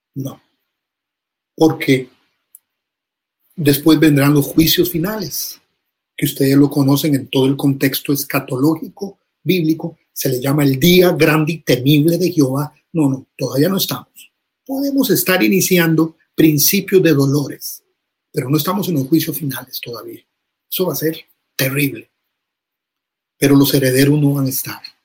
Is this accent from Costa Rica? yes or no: yes; Costa Rica; decimos en Costa Rica